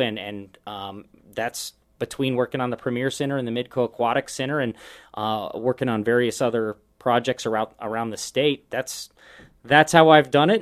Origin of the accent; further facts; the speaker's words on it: Omaha, Nebraska, United States; also born or lived in San Francisco Bay Area / Dallas; now in Sioux Falls, United States; I grew up in Omaha